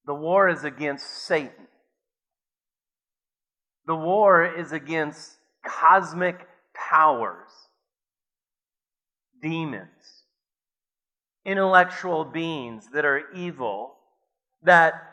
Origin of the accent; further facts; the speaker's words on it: Watertown, South Dakota, United States; growing up in Watertown, South Dakota, I went to Grant Elementary School